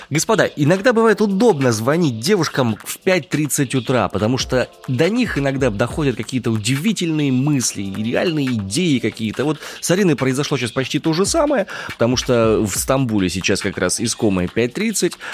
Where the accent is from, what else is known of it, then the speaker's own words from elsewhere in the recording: Far East, Russia; Я вырос на Дальнем Востоке, на побережье.